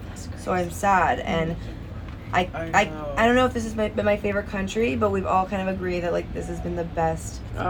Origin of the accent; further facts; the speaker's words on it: Markham, Ontario, Canada; From Markham, Ontario.